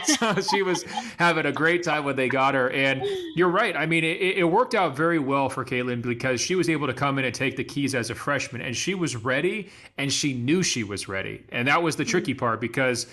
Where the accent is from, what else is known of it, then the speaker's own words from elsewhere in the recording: Beaverton, Oregon, United States; my hometown of Beaverton, Oregon